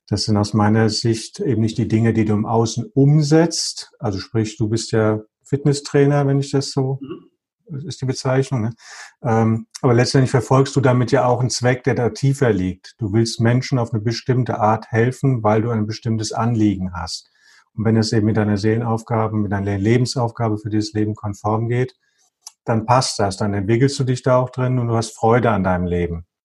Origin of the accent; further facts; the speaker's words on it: Bremen, Germany; born there; geboren in Bremen, bla bla bla bla bla.